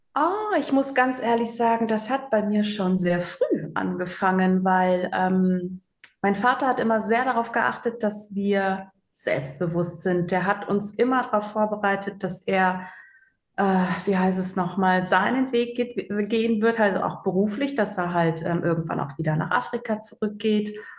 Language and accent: German; Rhein-Sieg-Kreis, North Rhine-Westphalia, Germany; also born or lived in Bangui, Central African Republic / Cologne; bin wirklich im Rhein-Sieg-Kreis groß geworden. Deswegen sage ich immer ganz ehrlich, ich habe nur den Tan, aber eigentlich bin ich so richtig Rheinländerin